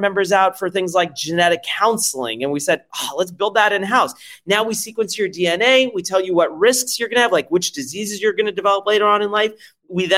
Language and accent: English; France; now in United States; I'm French originally